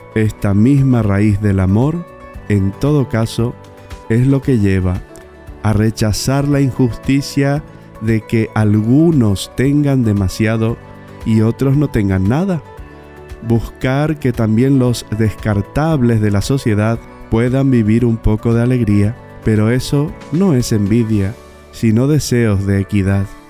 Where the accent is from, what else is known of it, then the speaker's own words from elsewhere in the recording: Bernardo de Irigoyen, Misiones, Argentina; Bernardo de Irigoyen, mi pueblo natal